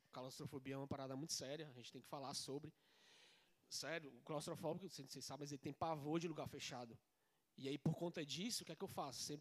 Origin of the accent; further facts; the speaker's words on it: Ceará, Brazil; também sou do Nordeste, eu sou cearense com muita cabeça, quer dizer, com muito orgulho.